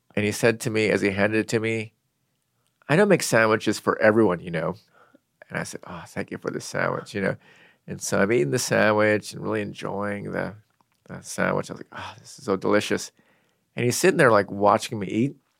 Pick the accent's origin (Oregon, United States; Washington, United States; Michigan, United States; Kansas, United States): Washington, United States; Seattle; I grew up in Seattle